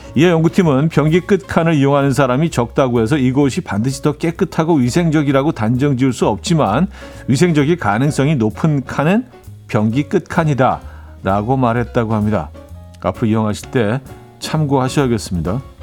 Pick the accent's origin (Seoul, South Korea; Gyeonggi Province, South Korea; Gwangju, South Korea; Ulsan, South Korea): Seoul, South Korea; also born or lived in Chungju (parents' origin); 저희 부모님 두 분이 다 충주 분들이라, 어, 저는 뭐 서울에서 태어나긴 했지만 그래서 늘 충청도 사람이라 하고 다니긴 하는데